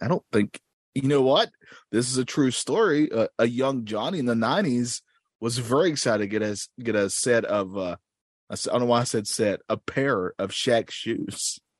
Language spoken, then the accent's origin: English; the South, United States; Is that a store? I'm from the South.